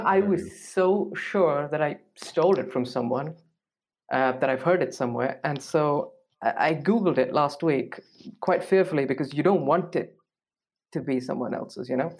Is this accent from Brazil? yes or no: no; India; moved away as an adult; now in Munich, Germany; I'm from India, um, and I am in Munich right now